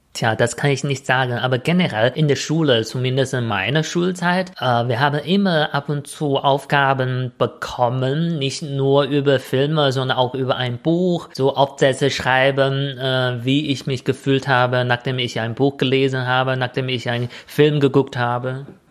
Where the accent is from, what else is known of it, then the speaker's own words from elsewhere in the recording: China; German is a second language; moved away; ich als Chinese